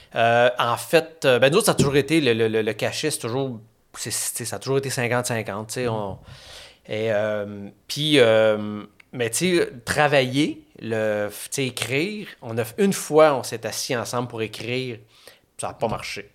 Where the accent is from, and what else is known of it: Saint-Eustache, Quebec, Canada; born or raised there; also born or lived in Chibougamau, Quebec